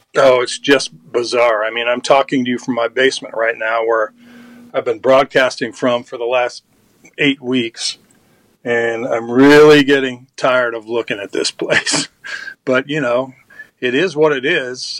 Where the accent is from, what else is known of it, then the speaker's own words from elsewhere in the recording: Elmhurst, Illinois, United States; Elmhurst College, which uh, is in my hometown, Elmhurst.